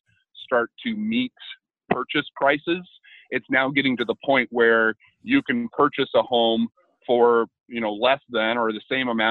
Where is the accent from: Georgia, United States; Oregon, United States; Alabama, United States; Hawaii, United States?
Oregon, United States; Tigard; also born or lived in Southeast Portland / Milwaukie, Oregon; I was born and raised in Tigard, so I guess not directly in Portland, but spent my entire life here